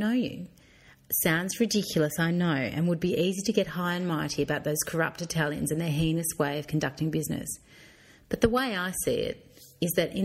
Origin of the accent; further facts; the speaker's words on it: Swan Hill, Victoria, Australia; accent: country twang; moved away as an adult; now in Salento, Italy; I was from Swan Hill originally in country Victoria